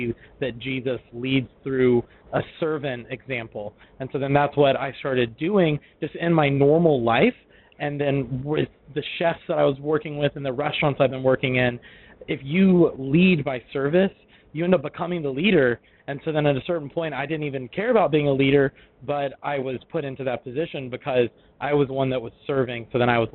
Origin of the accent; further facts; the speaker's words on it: Memphis, Tennessee, United States; moved away as an adult; also born or lived in Italy / Washington / Philadelphia; now in Dallas, United States; I'm from Memphis, Tennessee.